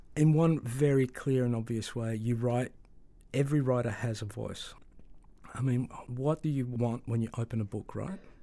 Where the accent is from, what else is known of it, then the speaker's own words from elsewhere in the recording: Melbourne, Victoria, Australia; I grew up in Melbourne in a very, at that time, very migrant community.